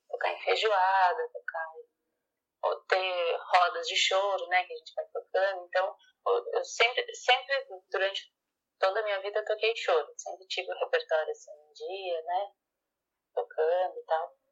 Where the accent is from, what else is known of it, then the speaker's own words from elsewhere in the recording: Florianópolis, Santa Catarina, Brazil; now in São Paulo, Brazil; Então, eu sou de Florianópolis, né?